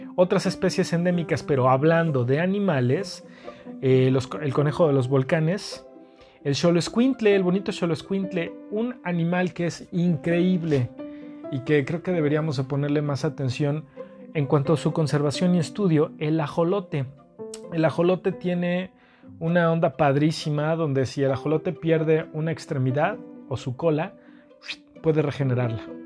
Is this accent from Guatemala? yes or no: no; Mexico; yo, como mexicano